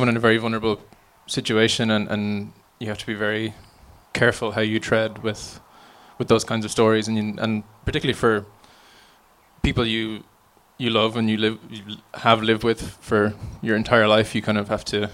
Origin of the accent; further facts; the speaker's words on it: County Offaly, Ireland; where I grew up in Offaly